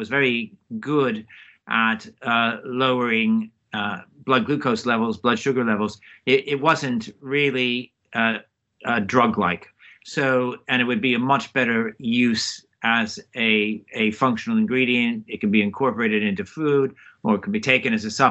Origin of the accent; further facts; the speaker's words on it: Palo Alto, California, United States; moved away as an adult; also born or lived in United Kingdom; now in Oxford, United Kingdom; I grew up in Palo Alto